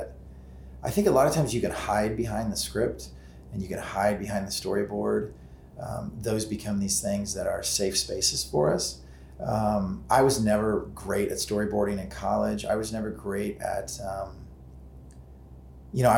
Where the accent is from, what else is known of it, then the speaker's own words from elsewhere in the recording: Alton, Illinois, United States; I grew up in Alton, which was where Michael was based